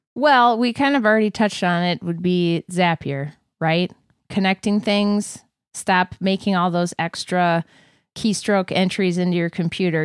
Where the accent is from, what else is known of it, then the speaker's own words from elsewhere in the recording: Wisconsin, United States; now in Minnesota, United States; I was born in Wisconsin